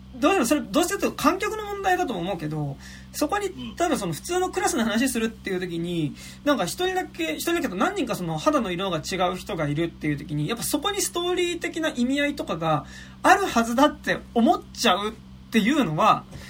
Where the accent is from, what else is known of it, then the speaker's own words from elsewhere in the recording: Japan; 日本に住んでる俺ら、日本で生まれた俺らからすると